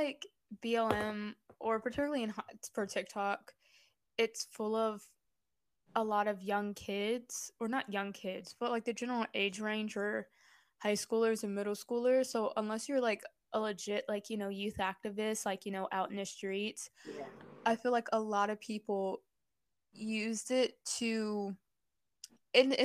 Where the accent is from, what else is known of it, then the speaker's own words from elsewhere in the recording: Baltimore, Maryland, United States; I grew up in Baltimore